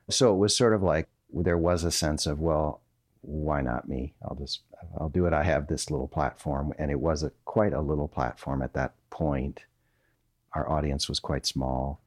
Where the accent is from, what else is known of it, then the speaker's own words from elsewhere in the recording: Minnesota, United States; moved away as an adult; now in North Carolina, United States; I'm from Minnesota